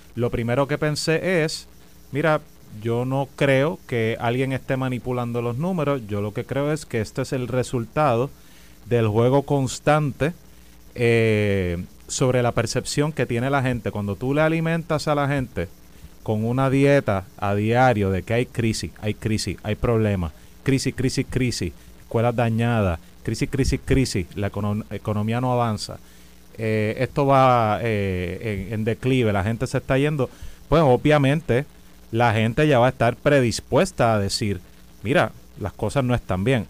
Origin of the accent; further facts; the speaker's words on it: Puerto Rico; nos han pasado como puertorriqueños